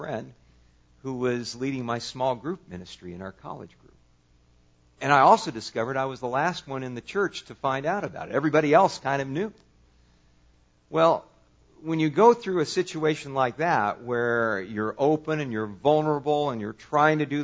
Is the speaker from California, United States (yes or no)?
yes; California, United States; I grew up in California.